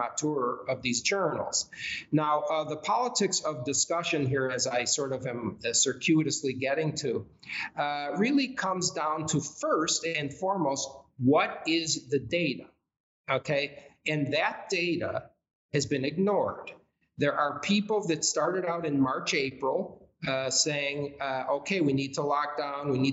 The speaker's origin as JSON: {"language": "English", "country": "United States", "said": "as an American"}